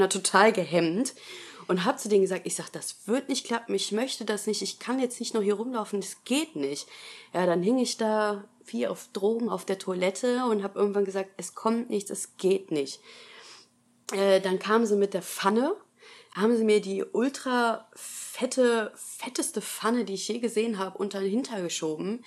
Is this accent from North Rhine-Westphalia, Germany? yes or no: yes; Essen, North Rhine-Westphalia, Germany; ich bin 26 Jahre alt, ich komme aus Essen